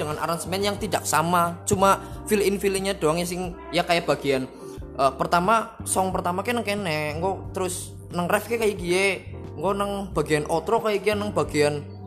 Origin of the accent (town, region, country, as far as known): Sidabowa, Central Java, Indonesia; born or raised there